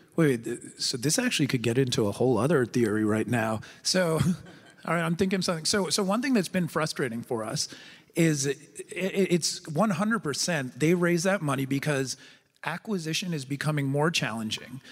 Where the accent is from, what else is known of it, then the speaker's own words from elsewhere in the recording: United States; as an American